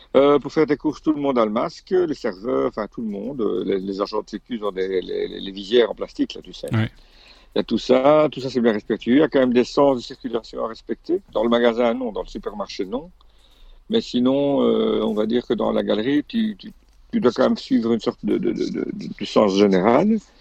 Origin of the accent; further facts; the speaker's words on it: Belgium; moved away as an adult; chez nous en Belgique